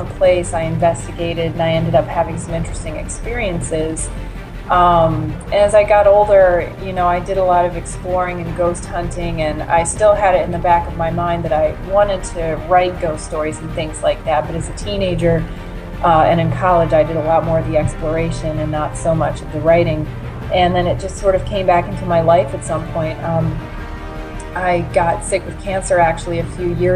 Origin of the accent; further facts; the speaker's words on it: Maryland, United States; I'm originally from Maryland, and I experienced the events that take place in this book as a child when I was growing up in Baltimore and Harford counties